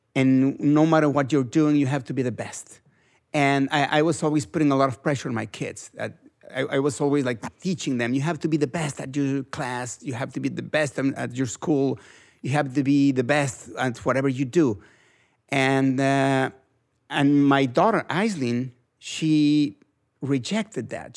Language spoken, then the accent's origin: English; Mexico; English is a second language